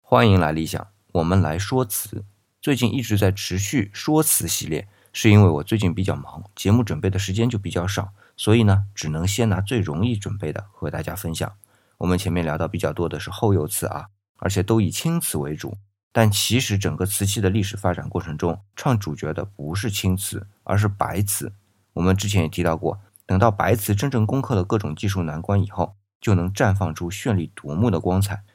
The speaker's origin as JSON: {"language": "Chinese", "country": "China", "said": "我们中国人"}